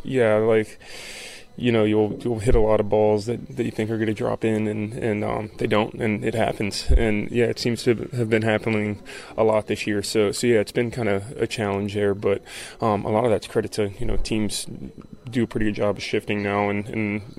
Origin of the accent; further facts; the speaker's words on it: Florida, United States; I grew up in Florida